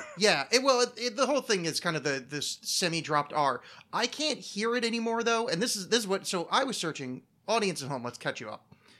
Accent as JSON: {"language": "English", "country": "United States", "accent": "American", "said": "my very American accent."}